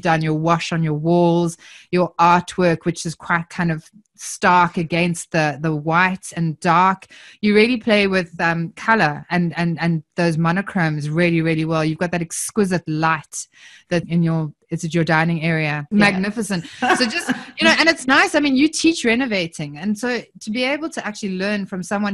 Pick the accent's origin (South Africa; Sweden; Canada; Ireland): South Africa; accent: South African; now in Southern Highlands, Australia; I'm obviously from my accent, I'm originally South African